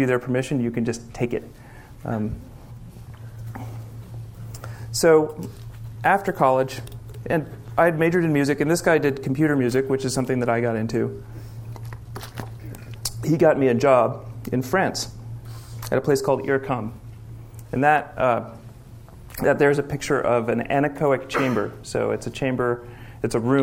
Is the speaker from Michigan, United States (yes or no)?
no; Berkeley, California, United States; I grew up in Berkeley, and it's important because growing up in Berkeley in the 1970s and 80s